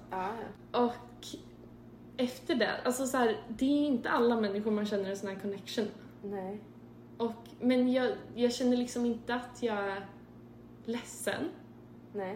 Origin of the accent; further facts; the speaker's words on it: Sweden; now in Chicago, United States; bodde jag hemma i Sverige ett år